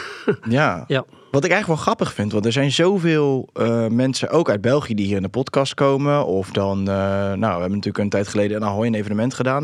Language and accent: Dutch; Netherlands; zijn wij Nederlanders